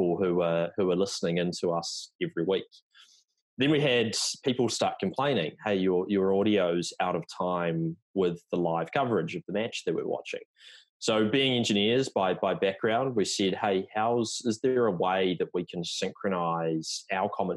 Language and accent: English; New Zealand; now in New York City, United States; you can tell by the accent that I'm not American, even though I live in New York now. So originally from New Zealand